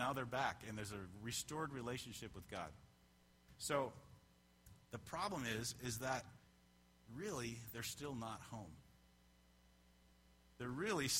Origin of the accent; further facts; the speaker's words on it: Canada; moved away; I'm a Canadian, so I immigrated from Canada.